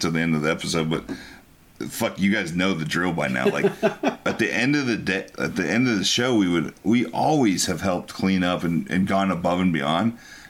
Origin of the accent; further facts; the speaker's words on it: Texas, United States; I'm from Texas